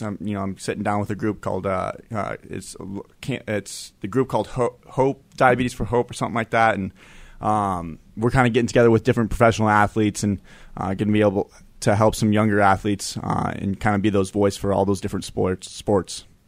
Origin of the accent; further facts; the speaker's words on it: Denver, Colorado, United States; moved away; also born or lived in Wyoming; I'm from Denver